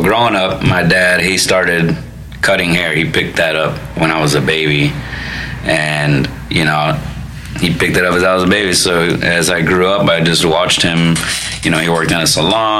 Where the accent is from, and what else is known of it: Florida, United States; born or raised there; also born or lived in Chicago, Illinois / Cicero, Illinois